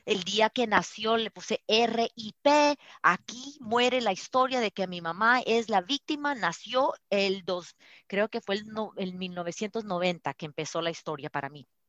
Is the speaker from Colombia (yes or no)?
yes; Colombia; also born or lived in Colorado, United States; now in United States; De Colombia